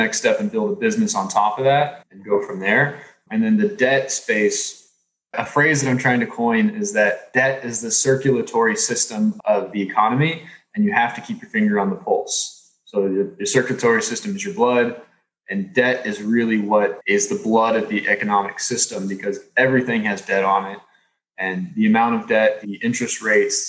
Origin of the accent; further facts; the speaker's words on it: Texas, United States; I grew up in Texas